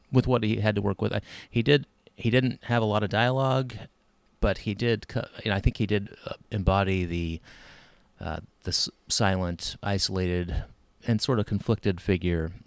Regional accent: United States; I'm an American

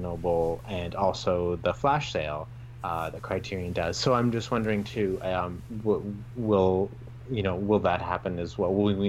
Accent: Canada; as a Canadian up here in Canada

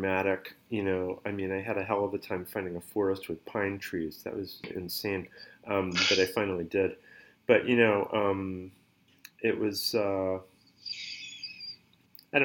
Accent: the Berkshires, Western Massachusetts, United States; I grew up in Massachusetts. I grew up in the Berkshires. It's Western Massachusetts

